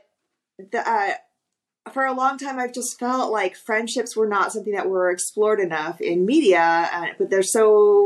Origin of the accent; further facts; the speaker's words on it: Texas, United States; moved away; I'm originally from Texas